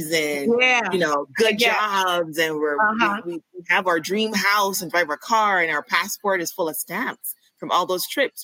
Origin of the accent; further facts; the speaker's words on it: Barbados; moved away as an adult; now in Atlanta, United States; I'm from Barbados. So I moved here for school and I ended up loving it. So I stayed here. Been here for over 14 years